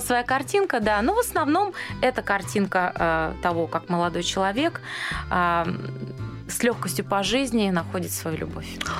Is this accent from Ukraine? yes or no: yes; Dnipro, Dnipropetrovsk Oblast, Ukraine; moved away; also born or lived in Moscow; мы из Днепропетровска обе